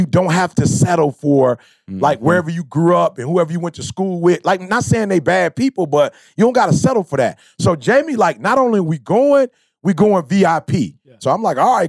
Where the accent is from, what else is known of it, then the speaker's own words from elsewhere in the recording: Chicago, Illinois, United States; I'm from the Shy.